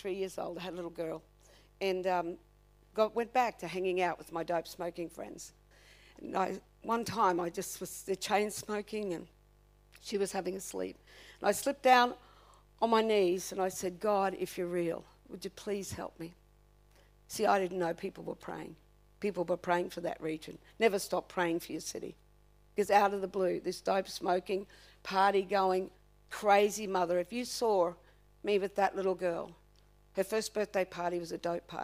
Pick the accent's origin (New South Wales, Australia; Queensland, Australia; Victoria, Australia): Queensland, Australia; Redcliffe; I come from Redcliffe